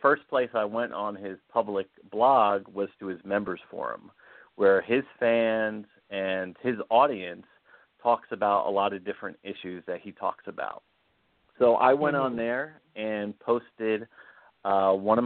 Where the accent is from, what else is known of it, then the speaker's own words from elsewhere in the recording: New York City, New York, United States; I actually grew up in Brooklyn, New York, so we have really tough skin